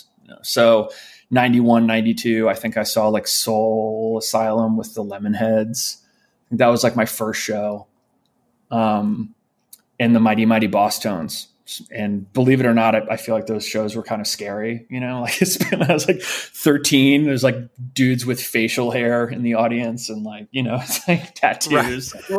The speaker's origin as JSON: {"language": "English", "town": "St. Louis", "region": "Missouri", "country": "United States", "tie": "born or raised there", "also_born_or_lived": "New York", "said": "I was born in New York. We lived in New York until I was around five. And we moved to St. Louis, Missouri when I was five."}